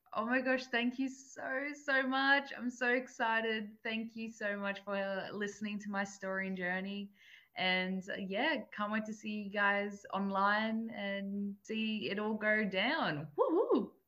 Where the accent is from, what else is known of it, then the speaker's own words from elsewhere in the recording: Gold Coast, Queensland, Australia; also born or lived in New South Wales; I was born in New South Wales and then basically um, grew up on the Gold Coast for my whole life 22 years.